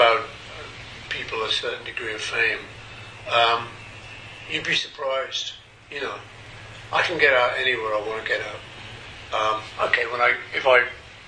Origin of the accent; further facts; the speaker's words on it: Liverpool, North West England, United Kingdom; I'm from Liverpool